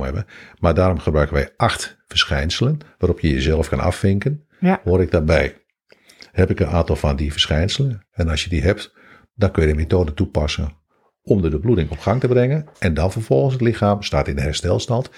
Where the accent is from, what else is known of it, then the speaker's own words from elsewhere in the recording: Hengelo, Overijssel, Netherlands; Ik kom uit Hengelo